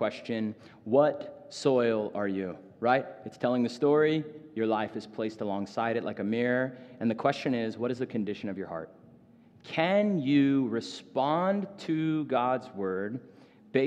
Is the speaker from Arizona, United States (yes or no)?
yes; Phoenix, Arizona, United States; I grew up in North Phoenix.